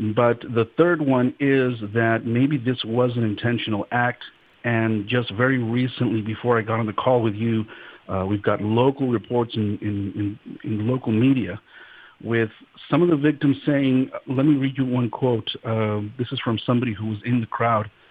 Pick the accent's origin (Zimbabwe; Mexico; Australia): Mexico; Guanajuato; moved away; the airport in Guanajuato and was getting picked up by my mom and my cousin in the drive over to the little town that I grew up